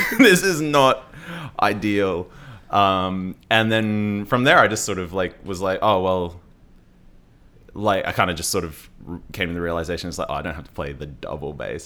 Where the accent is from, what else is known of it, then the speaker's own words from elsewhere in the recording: Logan, Queensland, Australia; also born or lived in Brisbane; I grew up in Brisbane and, uh, well, I grew up I grew up in Logan, which is just south of Brisbane.